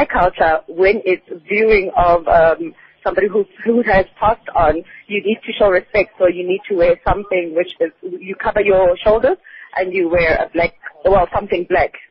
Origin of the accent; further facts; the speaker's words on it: Rustenburg, North West, South Africa; I'm from Rustenburg.